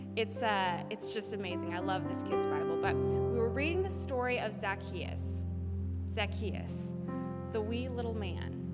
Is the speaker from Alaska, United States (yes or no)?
yes; Alaska, United States; I was raised in the great state of Alaska